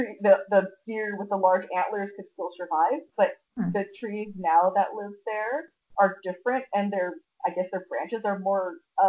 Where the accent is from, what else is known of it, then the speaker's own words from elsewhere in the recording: California, United States; we grew up in California